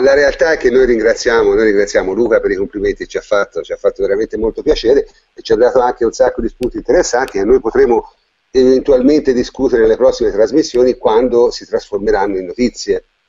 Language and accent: Italian; Tuscany, Italy; toscano come me